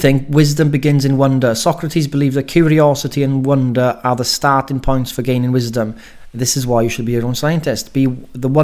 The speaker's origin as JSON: {"language": "English", "region": "Wales", "country": "United Kingdom", "said": "I'm Welsh"}